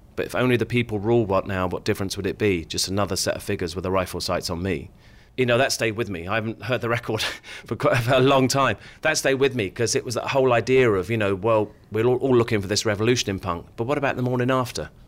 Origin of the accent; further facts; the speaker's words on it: Luton, East of England, United Kingdom; I grew up in Luton